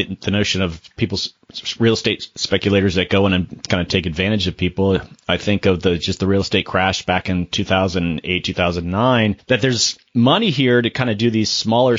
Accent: Florida, United States; moved away; I'm from Florida originally

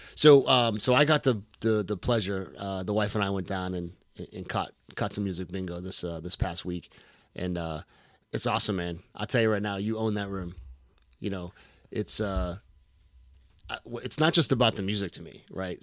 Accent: Boston, Massachusetts, United States; I'm from Boston

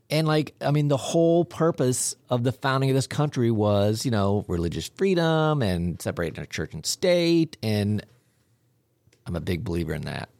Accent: Southern Ohio, United States; I'm from Southern Ohio.

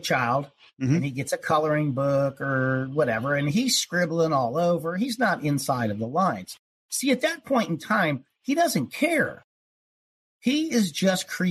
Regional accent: Ohio, United States; I was born in Ohio, you know, spent a lot of time in the country, in the woods, and fishing and hunting

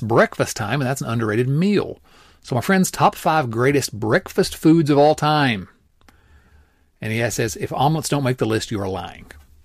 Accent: United States

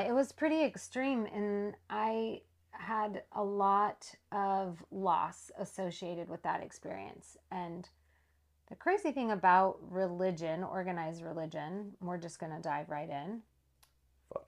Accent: Saskatchewan, Canada; I was born in Saskatchewan, Canada. Like I mentioned, my parents were up there living on an Indian reservation

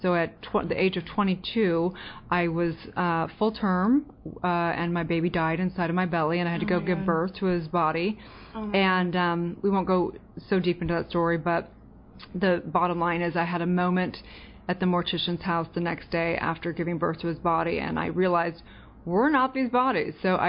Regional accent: California, United States; And so just growing up in California, there was just, it was chaotic, not going to lie.

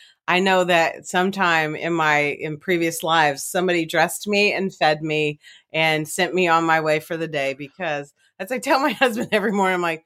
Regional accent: Kentucky, United States; accent: Appalachian; moved away; I did grow up in Kentucky, I try to keep my accent at bay quite frequently

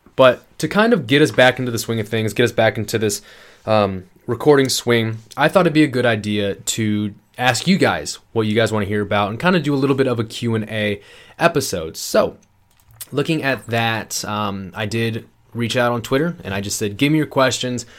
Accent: Iowa, United States; moved away as an adult; also born or lived in Georgia; I just moved across the country from Georgia back to my home state of Iowa

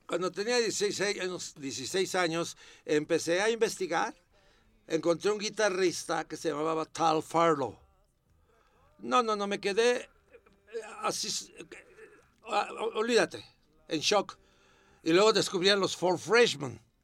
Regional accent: Puebla, Mexico; also born or lived in Coatzacoalcos, Veracruz; a los ocho años vivía, yo vivía en Puebla, porque nací en Puerto México, Veracruz

